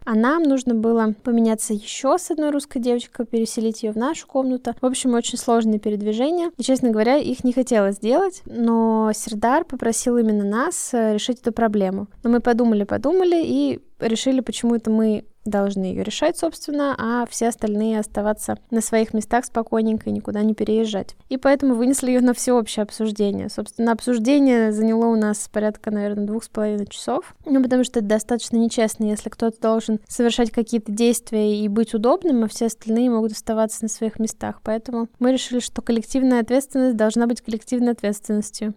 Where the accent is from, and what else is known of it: Russia